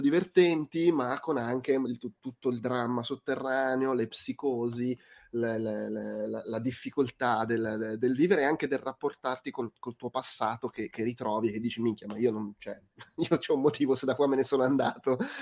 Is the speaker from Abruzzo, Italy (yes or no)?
yes; Abruzzo, Italy; moved away; io ogni tanto torno in Abruzzo